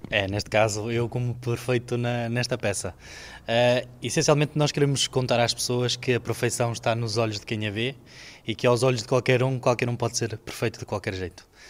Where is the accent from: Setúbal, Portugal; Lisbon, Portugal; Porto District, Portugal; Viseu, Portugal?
Porto District, Portugal; Marco de Canaveses; eu faço teatro particularmente desde os meus 11 anos. Uh, na terra onde eu nasci, que é a Taboada, em Mar de Canaveses